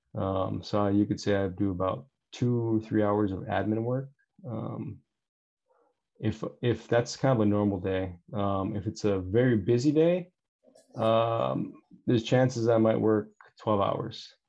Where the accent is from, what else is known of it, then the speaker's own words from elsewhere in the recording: Bay Area, Northern California, United States; I'm from the Bay Area, so like I guess you could say Northern California.